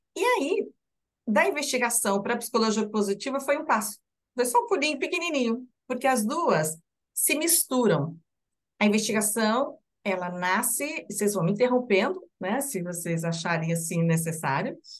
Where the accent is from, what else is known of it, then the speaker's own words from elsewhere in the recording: Curitiba, Paraná, Brazil; sou de Curitiba